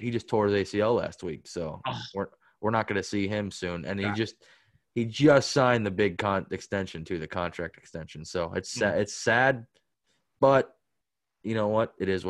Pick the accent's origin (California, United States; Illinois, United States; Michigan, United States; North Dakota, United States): Illinois, United States; Chicago; I'm from Chicago. I'm a diehard Bears guy